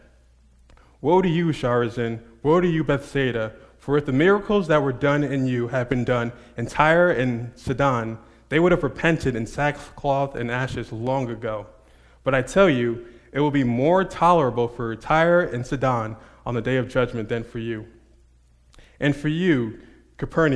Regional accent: Montclair, New Jersey, United States; moved away; I'm actually from Jersey. I'm not quite Princeton, but Montclair, New Jersey.

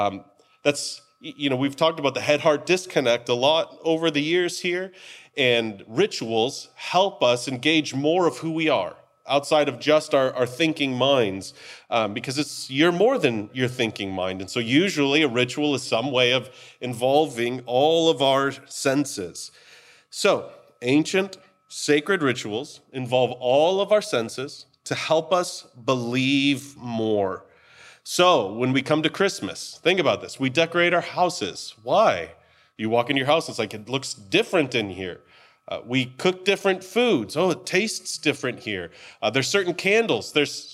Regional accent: United States; Maybe it's because we're American and that's just what we do.

